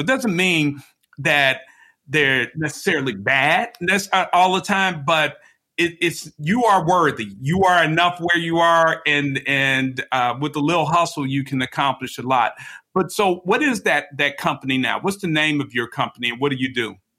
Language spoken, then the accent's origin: English; Chicago, Illinois, United States; moved away; I'm from I'm from Chicago originally